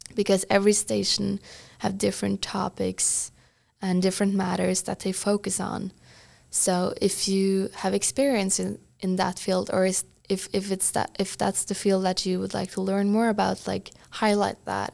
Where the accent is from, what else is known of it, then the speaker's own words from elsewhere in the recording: Trysil, Innlandet, Norway; moved away as an adult; also born or lived in Bergen, Norway; now in San Francisco, United States; I'm from Norway's biggest ski resort but tiny village called Trysil